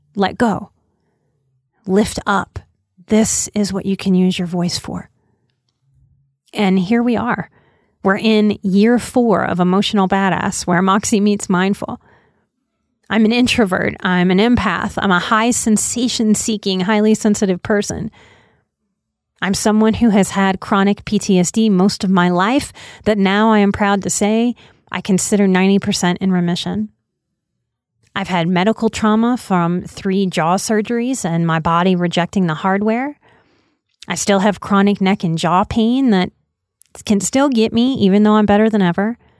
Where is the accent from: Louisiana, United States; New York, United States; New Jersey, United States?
Louisiana, United States; New Orleans; moved away as an adult; I'm a New Orleans native, born and raised till I was 29